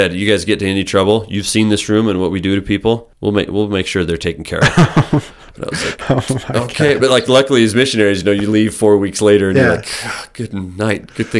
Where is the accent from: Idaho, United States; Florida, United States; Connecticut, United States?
Idaho, United States; So I grew up in Southeast Idaho.